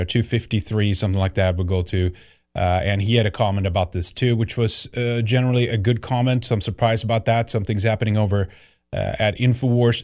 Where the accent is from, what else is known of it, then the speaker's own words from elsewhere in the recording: Sweden; moved away; growing up in Sweden